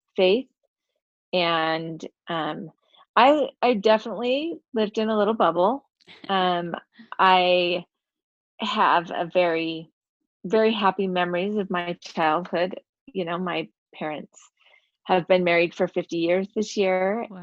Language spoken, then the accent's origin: English; Utah, United States; also born or lived in China; I'm actually from Utah, uh, born and raised here.